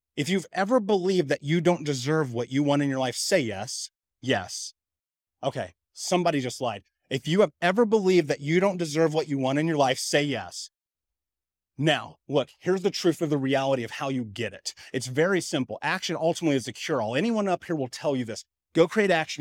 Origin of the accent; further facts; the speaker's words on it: Indianapolis, Indiana, United States; I grew up in Indianapolis. I grew up in Indiana in America